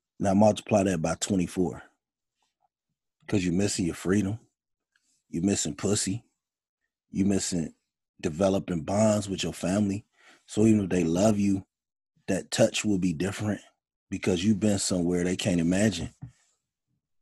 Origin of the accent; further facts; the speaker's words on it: Gary, Indiana, United States; I grew up in Gary, Indiana